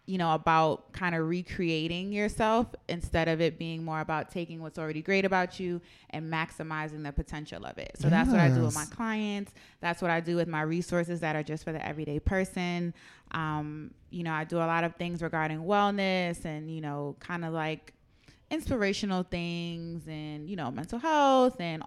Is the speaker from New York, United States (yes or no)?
yes; New York City, New York, United States; I'm from Harlem